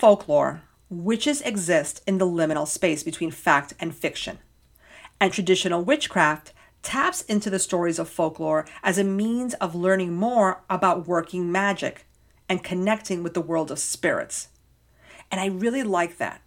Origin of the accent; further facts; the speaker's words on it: New York, United States; as a New Yorker